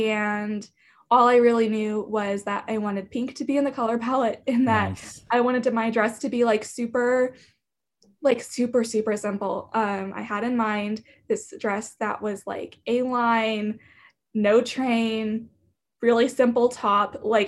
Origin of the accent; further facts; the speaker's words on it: Wichita, Kansas, United States; I am from Wichita, Kansas, and I've grown up here my whole life.